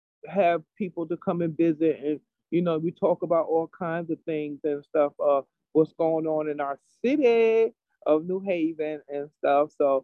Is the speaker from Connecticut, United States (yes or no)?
yes; New Haven, Connecticut, United States; I grew up in over on Franklin Street Projects, Farnham Courts. That's where I grew up at. And I lived over there for 18 years.